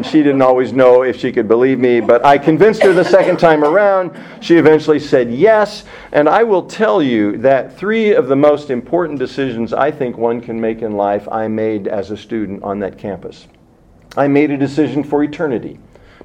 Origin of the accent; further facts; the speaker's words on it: Hastings, Nebraska, United States; moved away as an adult; also born or lived in Muncie, Indiana; We got married June 29th, 1974 in my hometown because Nadine was in Indiana. All of our friends were around York College, and so it just made sense. We were married in Hastings